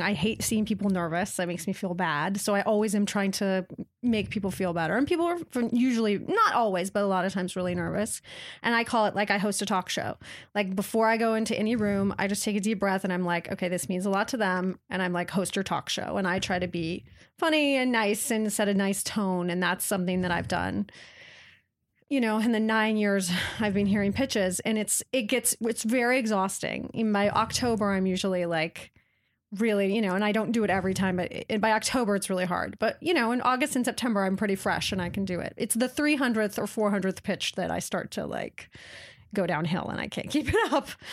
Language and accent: English; Waitsburg, Washington, United States; I grew up in a little town in Washington State, actually called Waitsburg